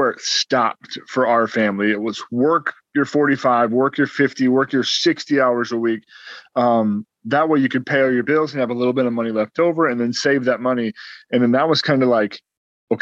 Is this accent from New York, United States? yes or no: no; Ohio, United States; We're from Ohio